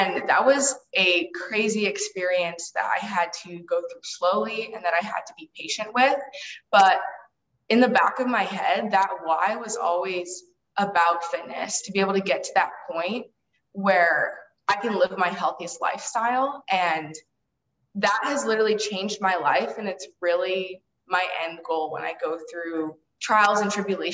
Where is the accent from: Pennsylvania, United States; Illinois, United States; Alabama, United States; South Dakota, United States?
Illinois, United States; my hometown is Illinois, and I grew up in a really small town.